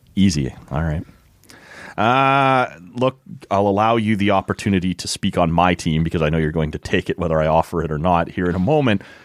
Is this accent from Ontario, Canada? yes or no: yes; Toronto, Ontario, Canada; now in Ottawa, Canada; if it came to my hometown